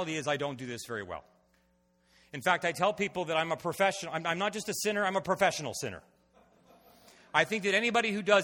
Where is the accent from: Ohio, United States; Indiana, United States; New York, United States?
Ohio, United States; now in Washington, D.C., United States; I was born, reared in Ohio